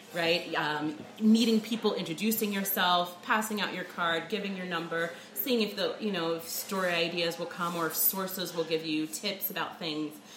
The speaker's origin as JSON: {"language": "English", "region": "New Jersey", "country": "United States", "also_born_or_lived": "New Orleans", "moved": "as an adult", "said": "I'm from New Jersey originally"}